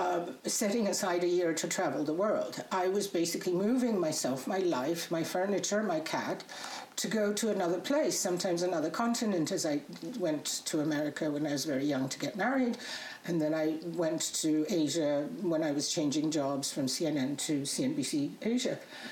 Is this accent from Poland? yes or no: yes; Poland; English is a second language; You know, when I was growing up in Poland in communist days, it was it wasn't that easy to travel, right?